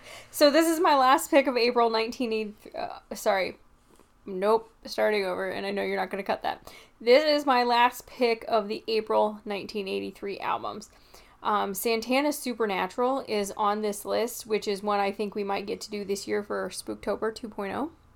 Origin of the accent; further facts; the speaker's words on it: Midwest, United States; I am from the Midwest in the United States